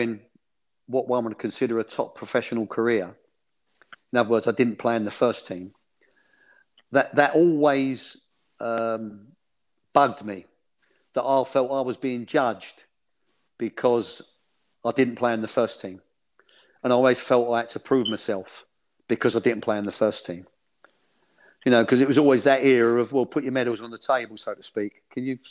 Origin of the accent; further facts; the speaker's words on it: London, United Kingdom; I was born in Bow in East London, you know, a stone's throw from where the London Stadium is now